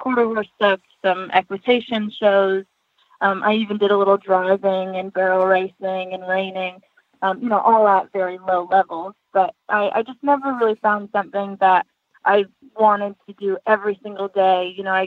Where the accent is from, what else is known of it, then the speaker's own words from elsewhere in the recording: Western New York, United States; growing up in Western New York, we didn't have access to trainers or to nice horses